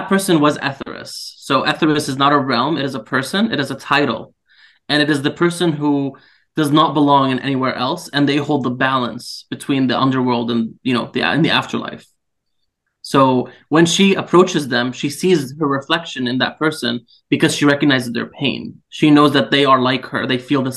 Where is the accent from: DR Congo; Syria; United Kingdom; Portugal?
Syria; moved away; I'm from Syria, and unfortunately I've had to live through, you know, several years of the war there.